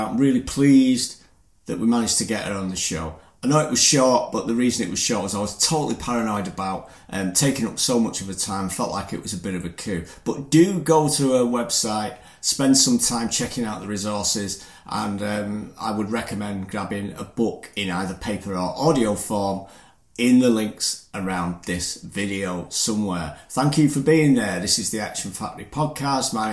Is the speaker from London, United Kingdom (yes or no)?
no; Manchester, North West England, United Kingdom; moved away as an adult; now in Normandy, France; Oh, I'm from the north of England, Manchester